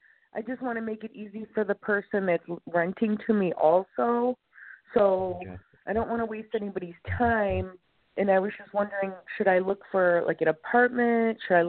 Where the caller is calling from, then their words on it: Illinois, United States; I'm calling from Illinois.